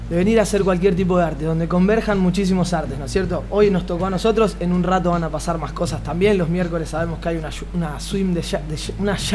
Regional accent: Tijuana, Baja California, Mexico; De Tijuana.

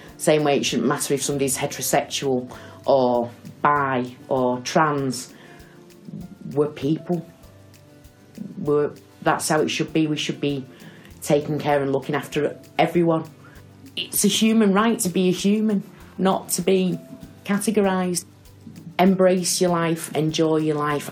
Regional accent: Salford, North West England, United Kingdom; I'm from Salford, lived in Salford all my life, originally a Winton girl.

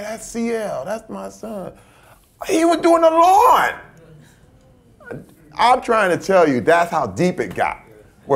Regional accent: Flint, Michigan, United States; moved away; Growing up in Flint, Michigan

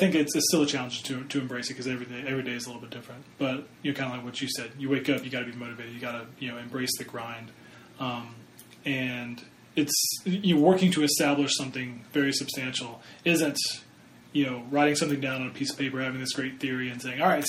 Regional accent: Iowa, United States; I'm from Iowa

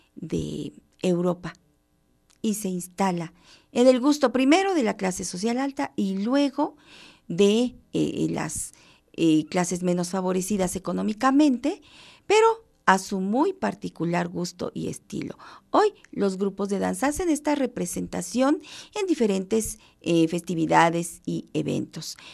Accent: Mexico; como mexicanos

